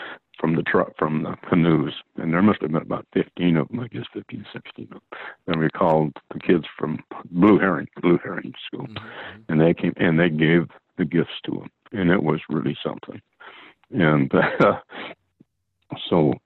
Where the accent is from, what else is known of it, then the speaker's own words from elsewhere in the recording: Sequim, Washington, United States; also born or lived in Port Townsend, Washington; My dad worked down there, actually, when I was a kid. I was born in October 42, and he worked down there for about 6 or 7 years